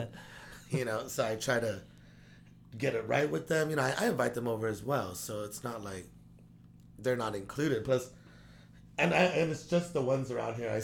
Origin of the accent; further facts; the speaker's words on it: Guam; now in United States; every time I go to Guam, it feels good. It's very, I don't even know why. Because number one, it's home.